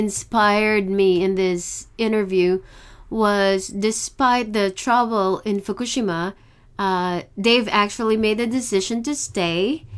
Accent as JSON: {"language": "English", "country": "Philippines", "moved": "yes", "said": "I came from the Philippines, so it wasn't too hard."}